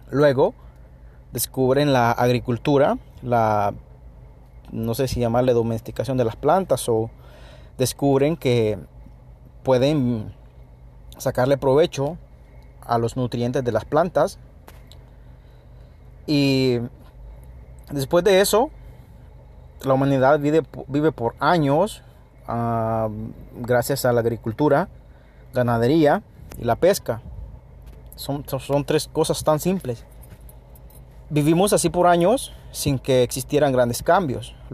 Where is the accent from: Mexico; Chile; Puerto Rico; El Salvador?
El Salvador; now in United States; Yo vivo en Estados Unidos, soy de Centroamérica, El Salvador